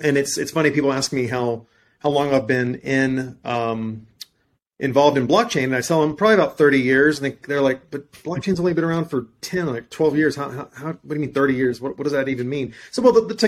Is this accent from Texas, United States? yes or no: yes; deep South Texas, United States; I was born and raised in Texas, deep South Texas